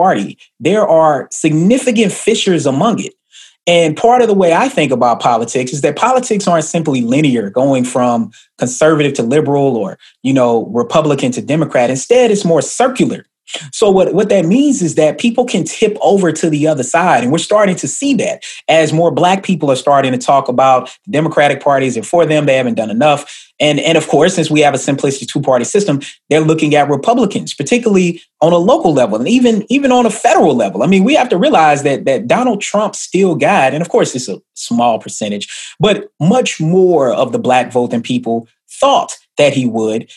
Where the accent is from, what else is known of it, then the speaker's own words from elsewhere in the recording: Atlanta, Georgia, United States; moved away; also born or lived in Stone Mountain, Georgia / Tennessee; I grew up in Atlanta. I grew up in Stone Mountain